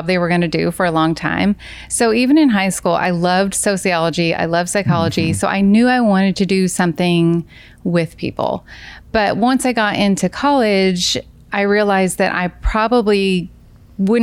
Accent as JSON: {"language": "English", "region": "Kentucky", "country": "United States", "moved": "as an adult", "said": "I'm from Kentucky"}